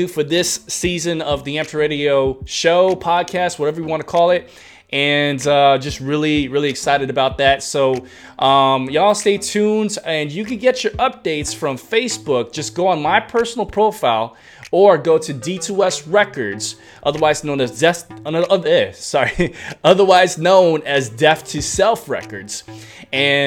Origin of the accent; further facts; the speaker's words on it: New York, United States; moved away; I was raised in the Concrete Jungle, your boy's from New York